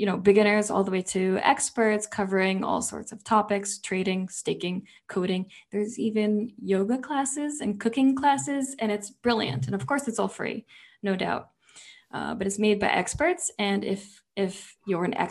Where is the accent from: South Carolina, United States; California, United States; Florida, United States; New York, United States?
New York, United States; we're both from New York